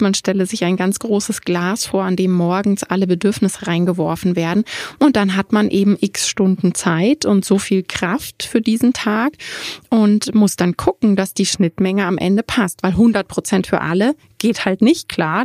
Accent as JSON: {"language": "German", "country": "Germany", "said": "bei uns in Deutschland"}